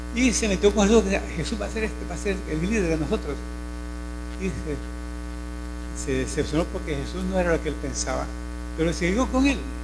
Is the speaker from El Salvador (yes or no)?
yes; Morazán, El Salvador; also born or lived in Jocoro; Yo soy de, de esta zona, soy de Morazán.